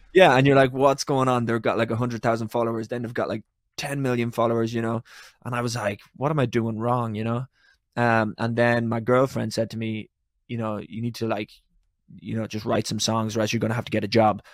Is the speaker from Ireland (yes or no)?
yes; Ireland; I'm Irish